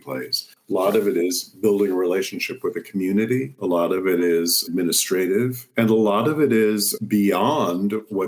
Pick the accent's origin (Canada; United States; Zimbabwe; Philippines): United States; Compton, California; moved away; also born or lived in New Jersey; I grew up in Southeast LA, Compton